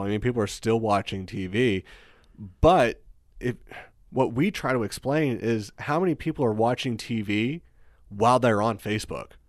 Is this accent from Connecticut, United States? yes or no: no; Pennsylvania, United States; moved away as an adult; also born or lived in Pittsburgh; move back to my hometown